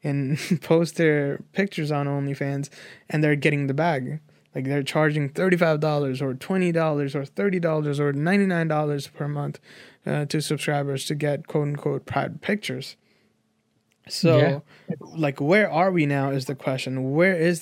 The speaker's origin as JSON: {"language": "English", "country": "Nepal", "tie": "born or raised there", "said": "I grew up in Nepal without internet"}